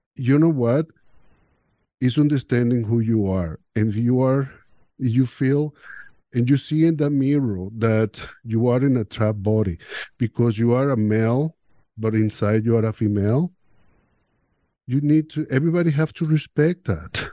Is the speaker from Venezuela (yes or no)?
yes; Venezuela; English is a second language; moved away as an adult; now in Canada; growing up in Venezuela, in a machista so, uh, society